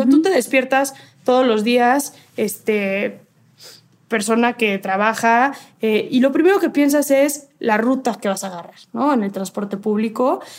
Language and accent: Spanish; Mexico; como mexicanos